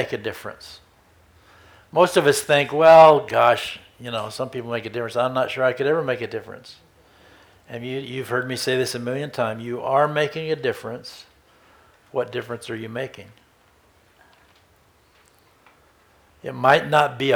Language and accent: English; Redmond, Oregon, United States; I was a little Baptist boy growing up in Redmond, Oregon